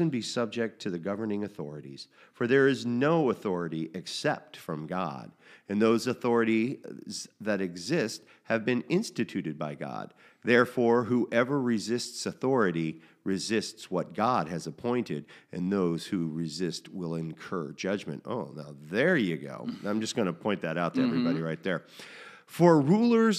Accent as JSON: {"language": "English", "country": "United States", "said": "as an American in the 21st century"}